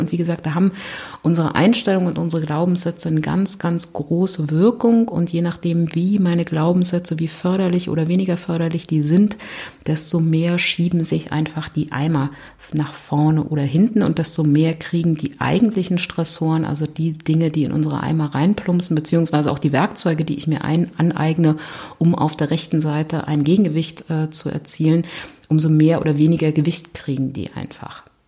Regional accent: Berlin, Germany; ich komme aus Berlin

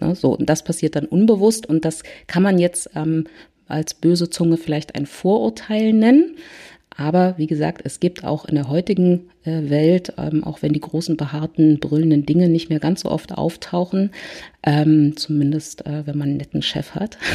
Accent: Berlin, Germany; ich komme aus Berlin

